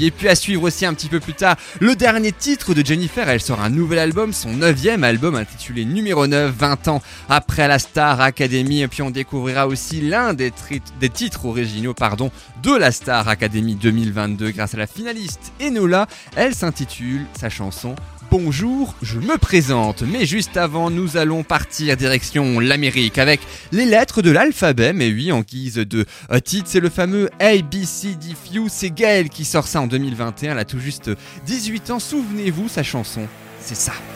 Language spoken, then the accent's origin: French; France; chez nous, en France